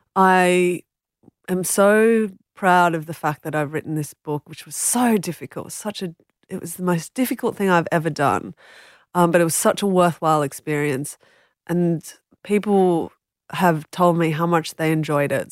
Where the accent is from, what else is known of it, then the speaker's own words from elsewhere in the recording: Australia; as a non-Indigenous Australian, and it's just as an Australian